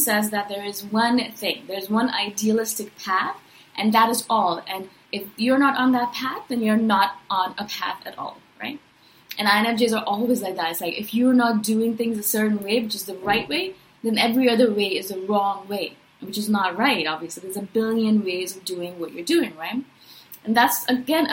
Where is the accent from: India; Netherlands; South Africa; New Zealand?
India; also born or lived in Chiang Mai, Thailand; now in Toronto, Canada; I'm from India originally. Now I live in Toronto, Canada